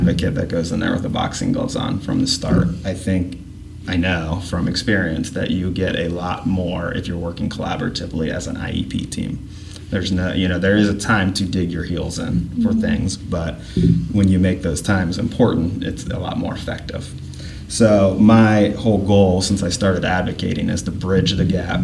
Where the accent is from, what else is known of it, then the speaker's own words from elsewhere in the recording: Upper Arlington, Ohio, United States; When I was growing up in Upper Arlington, my mom was a cross-categorical preschool teacher for Upper Arlington City Schools.